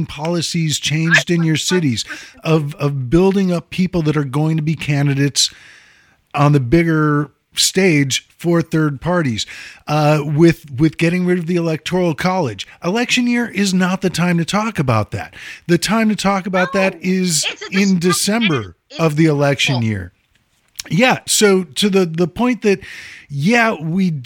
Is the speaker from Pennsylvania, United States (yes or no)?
no; Chicago, Illinois, United States; moved away; I'm from Chicago, born and bred